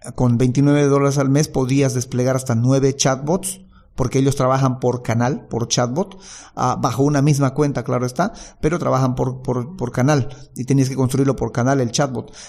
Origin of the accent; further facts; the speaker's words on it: Bolivia; ser yo el único distribuidor en Bolivia, el distribuidor exclusivo y que nadie más pueda solicitar eh, vender este producto en mi país